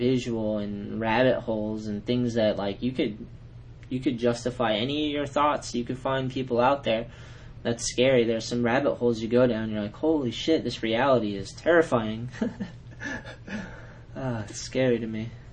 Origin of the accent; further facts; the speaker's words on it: New England, United States; I'm from New England